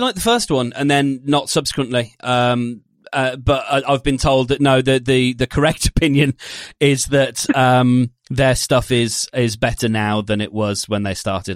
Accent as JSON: {"language": "English", "country": "United Kingdom", "said": "we're British"}